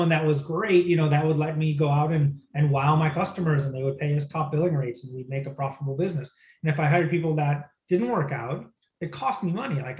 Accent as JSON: {"language": "English", "region": "Midwest", "country": "United States", "tie": "born or raised there", "said": "because I grew up in the Midwest, I thought, sure, let's go look in Pennsylvania, let's go look in Texas, let's go look in places like that."}